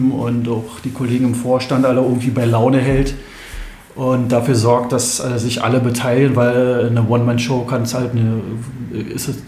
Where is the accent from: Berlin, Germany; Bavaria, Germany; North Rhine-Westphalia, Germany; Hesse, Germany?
Berlin, Germany; now in Bernau, Germany; Und ähm, wir sind hier aus Berlin hergezogen mit meinen Eltern zusammen